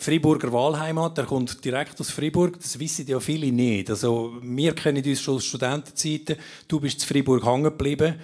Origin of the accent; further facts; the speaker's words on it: Obwalden, Switzerland; meiner Heimat Obwalden